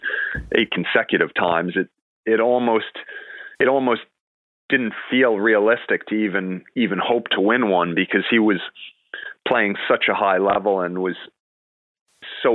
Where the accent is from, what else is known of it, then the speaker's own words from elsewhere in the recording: New York City, New York, United States; also born or lived in Hartford, Connecticut; growing up in Manhattan there 20 years ago